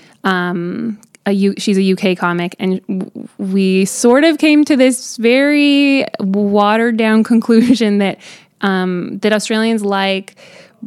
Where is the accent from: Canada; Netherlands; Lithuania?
Canada; you're Canadian